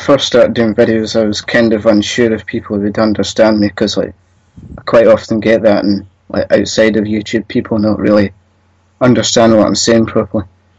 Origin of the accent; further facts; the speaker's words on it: west of Scotland, United Kingdom; Sort of like the west area.